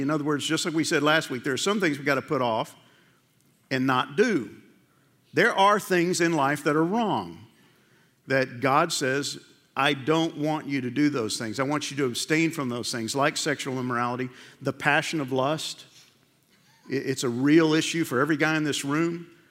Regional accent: New York, United States; I grew up in New York

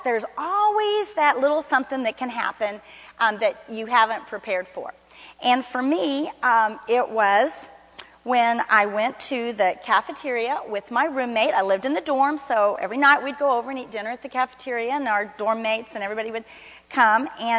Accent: Miami, Florida, United States; moved away as an adult; now in Fort Worth, United States; Many of you know that I came from Miami, Florida to Fort Worth to go to TCU to become a nurse, my childhood dream. And I've told you some of the stories. I'd never been to Texas, didn't know anybody here.

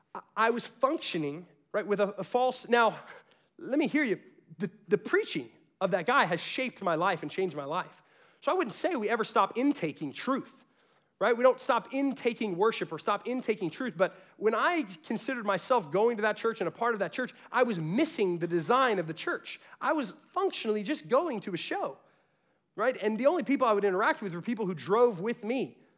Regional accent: Garland, Texas, United States; I was from South Garland. That was the real Garland.

